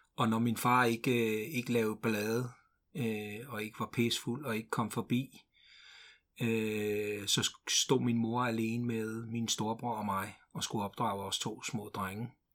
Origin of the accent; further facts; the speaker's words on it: Ringsted, Zealand, Denmark; also born or lived in Glumsø; Min mor flyttede til Ringsted, øh, og jeg kan huske, at, øh, vi kørte i sådan en lille flyttebil, øh, fra Glumsø